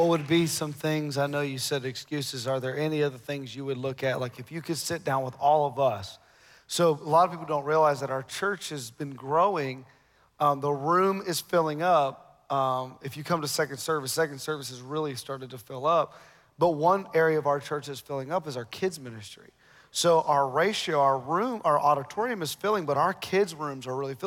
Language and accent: English; Ohio, United States; moved away; we're from Ohio. We were planted here